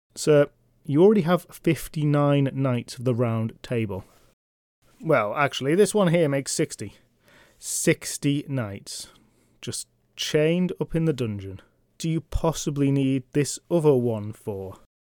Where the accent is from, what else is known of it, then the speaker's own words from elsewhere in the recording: England, United Kingdom; I'm from England